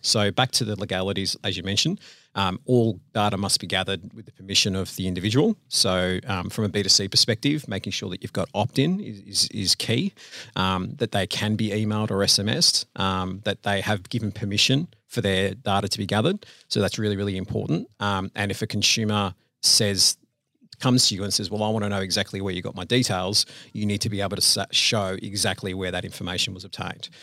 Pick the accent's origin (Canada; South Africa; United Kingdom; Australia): Australia; Sydney, New South Wales; moved away as an adult; now in Melbourne, Australia; So, uh, I grew up in Sydney, born and raised in Sydney